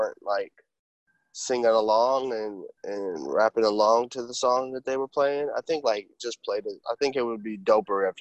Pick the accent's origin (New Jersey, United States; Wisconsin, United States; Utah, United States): Wisconsin, United States; Milwaukee; now in Brooklyn, United States; I'm from Milwaukee originally. Currently I live in Brooklyn, New York